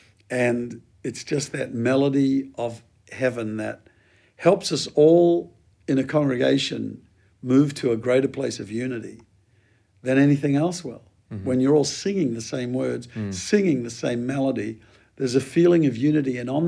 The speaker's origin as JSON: {"language": "English", "country": "New Zealand", "said": "I'm a Kiwi by origins, and we had a huge move of God in the 70s"}